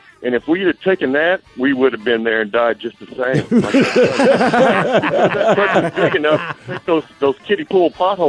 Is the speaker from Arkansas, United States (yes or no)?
yes; Arkansas, United States; we're from Arkansas. where we're from, everything's kind of inverted.